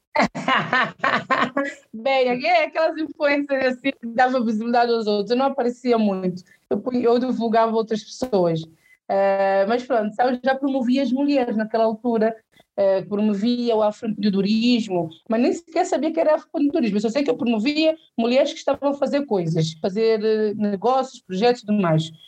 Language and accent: Portuguese; Portugal; accent: São Tomé; also born or lived in São Tomé and Príncipe; eu cresci em Portugal